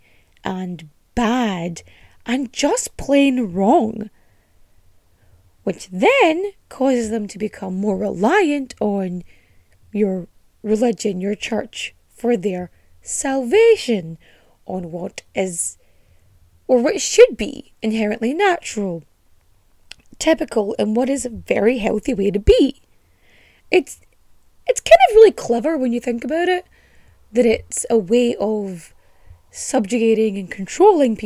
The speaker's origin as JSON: {"language": "English", "country": "Ireland", "tie": "born or raised there", "accent": "Culchie Donegal farmer", "said": "I've lived in Ireland most of my life and I cannot do an Irish accent. Maybe like a Colchie Donegal farmer person. Because that's kind of how my accent swings sometimes"}